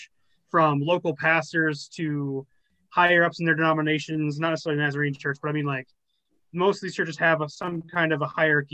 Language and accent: English; Northern Arizona, United States; coming from where we grew up in Northern Arizona